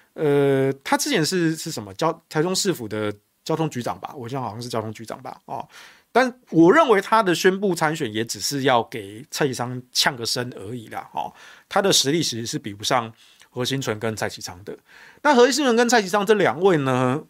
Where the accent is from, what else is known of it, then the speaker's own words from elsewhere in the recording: Taichung, Taiwan; 我自己身为台中人，哦，其实我，我们台中就是一个摇摆的城市